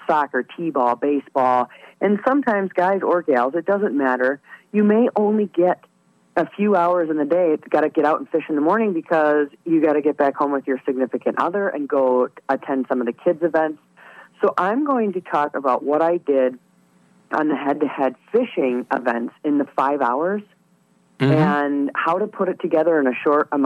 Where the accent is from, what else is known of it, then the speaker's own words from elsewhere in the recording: Great Lakes, United States; I was raised on the Great Lakes